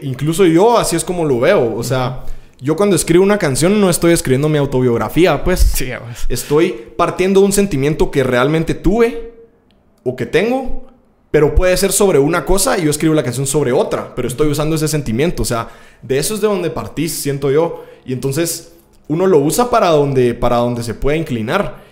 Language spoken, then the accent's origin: Spanish; Guatemala; como artista guatemalteco